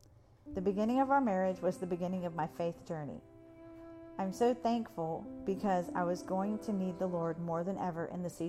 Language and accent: English; Saudi Arabia; I grew up in Saudi Arabia where my dad worked. Because of our cultural and geographical isolation, my mom and I were instant best friends.